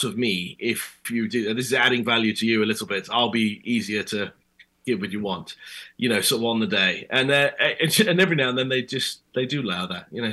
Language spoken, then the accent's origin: English; United Kingdom; accent: British; my British accent